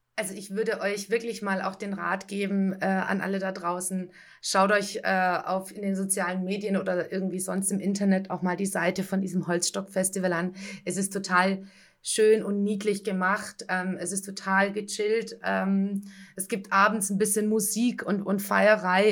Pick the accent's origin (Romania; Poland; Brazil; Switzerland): Romania; near Sighișoara, Transylvania; now in Stuttgart, Germany; ich komme natürlich aus der Nähe eher von Schäßburg wie von Kronstadt